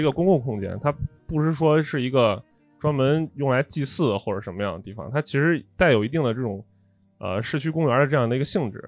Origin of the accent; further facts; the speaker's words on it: Xi'an, Shaanxi, China; 我们本地人作为西安本地人